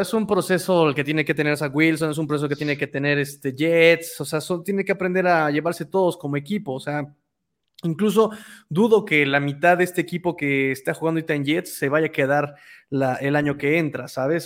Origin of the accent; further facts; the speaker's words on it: Mexico City, Mexico; decir que soy chilango está prohibido